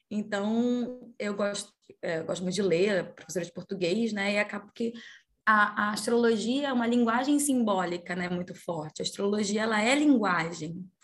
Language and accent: Portuguese; Pará, Brazil; now in Rio de Janeiro, Brazil; Sou paraense, mas moro no Rio de Janeiro já há 11 anos.